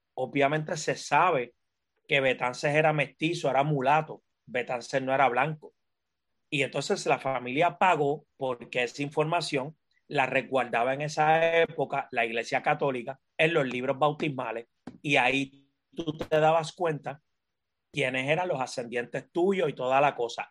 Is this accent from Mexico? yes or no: no; Puerto Rico; yo soy un, un, afrodescendiente o un afropuertorriqueño o un afroboricua, eh, como, como deseen llamarlo. En Arroyo Bichuera soy un puertorriqueño negro